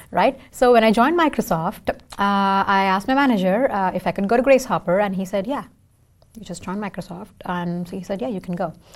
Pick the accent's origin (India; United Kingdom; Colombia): India; first language Tamil; English is a second language; now in Seattle, United States; I can sing in four languages because I'm from India.